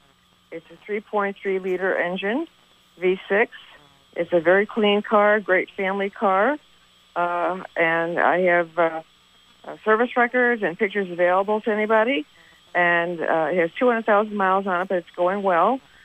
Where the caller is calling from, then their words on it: Jeffersonville, Vermont, United States; I'm calling from Jeffersonville.